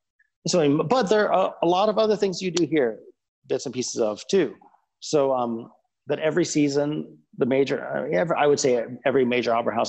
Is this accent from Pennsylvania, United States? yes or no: no; Houston, Texas, United States; moved away as an adult; also born or lived in New York; now in Germany; I'm an American guy. I'm from Houston, Texas, and spent a lot of my early years in New York.